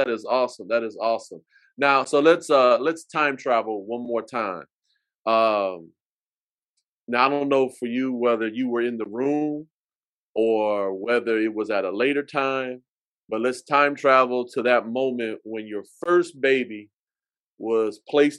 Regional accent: Vietnam; I grew up in Vietnam, and then my wife went to Garfield High School

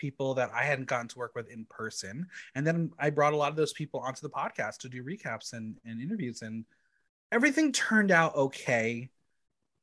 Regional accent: Mahwah, New Jersey, United States; also born or lived in Boston / New York; I was basically raised in a town called Mawa

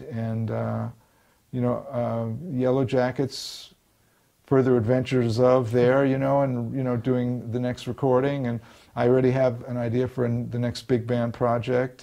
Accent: New York, United States; moved away as an adult; now in Los Angeles, United States; I lived my whole life in, in New York. I, I, guess I'm forever a New Yorker

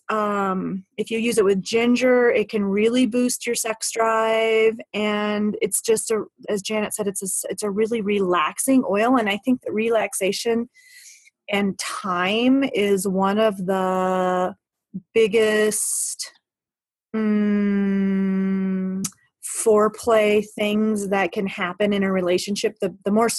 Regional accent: United States; We're American

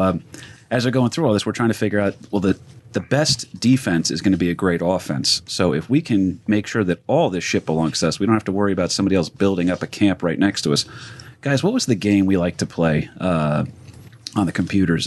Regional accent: New Jersey, United States; we're all from New Jersey

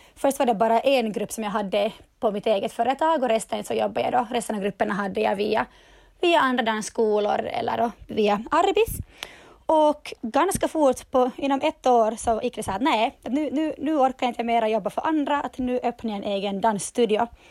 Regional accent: Turku, Southwest Finland, Finland; jag kommer från Åbo och jag driver dansstudion KDC i Åbo

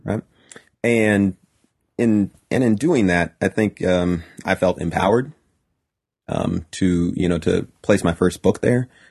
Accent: Highland, California, United States; also born or lived in Fontana, California / Pomona, California / Rialto, California; Highland, California, which is where I spent the vast majority of my childhood

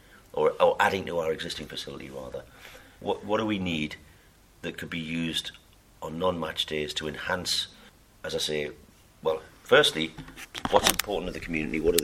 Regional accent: South Shields, North East England, United Kingdom; I'm from South Tyneside, I'm from South Shields

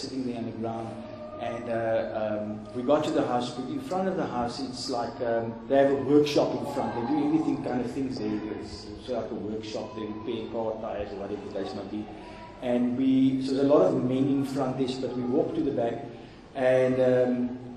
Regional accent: Gauteng, South Africa; I'm from Gauteng

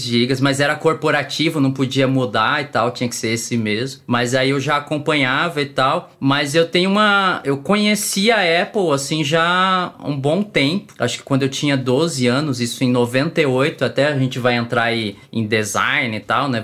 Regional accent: São Paulo, Brazil; moved away as an adult; now in Brasília, Brazil; eu sou paulista, paulistano, nasci na Moca, para quem conhece São Paulo, não tem mais paulista do que isso. Mas eu já estou aqui em Brasília há 14 anos

